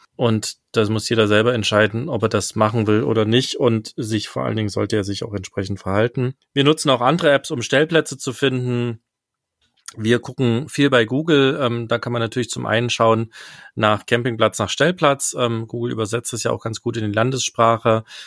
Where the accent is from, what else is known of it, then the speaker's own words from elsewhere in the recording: East Germany, Germany; ich bin ja im Osten aufgewachsen mit meinen Eltern